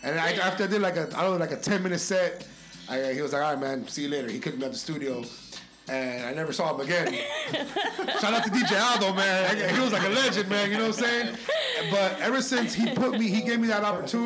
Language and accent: English; Miami, Florida, United States; growing up in Miami in the 90s